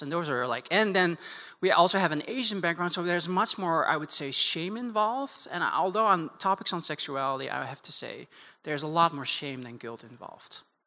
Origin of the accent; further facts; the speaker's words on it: Netherlands; moved away as an adult; also born or lived in Amsterdam; now in United States; born and raised in the Netherlands